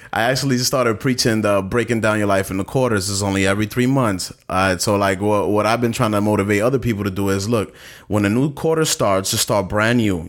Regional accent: New York City, New York, United States; I'm from Bastow, Brooklyn

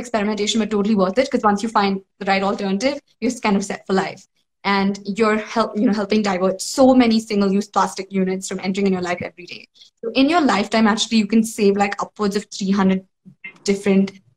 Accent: South India, India; I'm South Indian, so, you know, stainless steel is like part of every household

